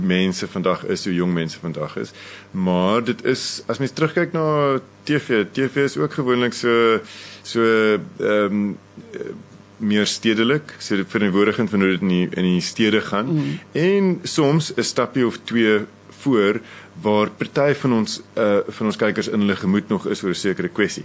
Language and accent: Afrikaans; South Africa; wie ons is as Suid-Afrikaners, wie ons is as Afrikaanse mense vandag